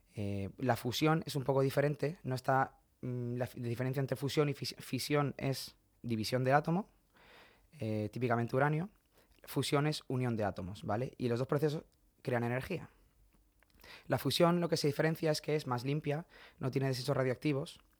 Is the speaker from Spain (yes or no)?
yes; Region of Murcia, Spain; also born or lived in Madrid / France; now in Massachusetts, United States; yo me siento muy murciano y muy español